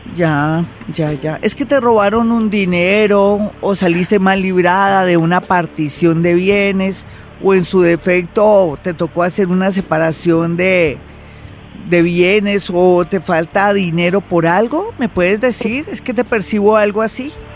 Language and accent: Spanish; Mexico; soy mexicana